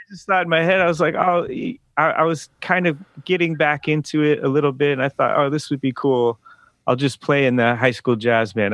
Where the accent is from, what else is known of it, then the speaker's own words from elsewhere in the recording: the Berkshires, Western Massachusetts, United States; moved away; also born or lived in Oakland, California; I grew up in Western Massachusetts